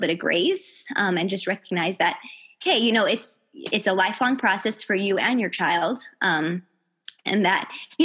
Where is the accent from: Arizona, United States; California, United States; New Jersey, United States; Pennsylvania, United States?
Arizona, United States; Tucson; first language English; So from K to eighth grade, we were in a bilingual program there in Tucson